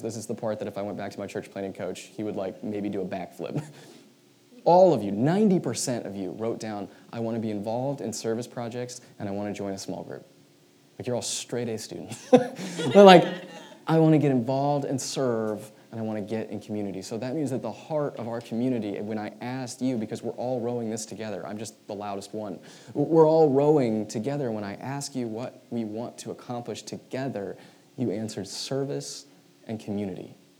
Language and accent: English; United States; who we are as American Christians